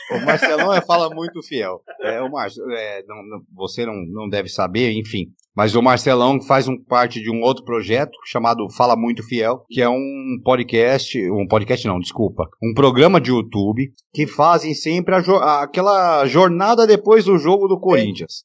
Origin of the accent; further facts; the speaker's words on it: Jaú, São Paulo, Brazil; eu sou de Jaú, eu tô em Jaú